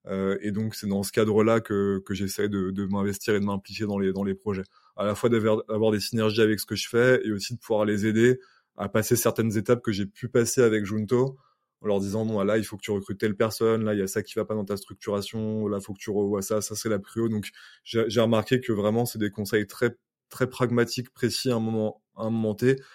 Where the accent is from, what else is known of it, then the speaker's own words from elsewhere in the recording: United States; c'est que je suis, euh, je suis américain.